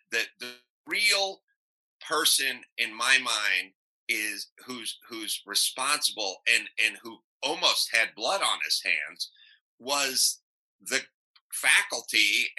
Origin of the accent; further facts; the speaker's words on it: North Hollywood, California, United States; I grew up in North Hollywood.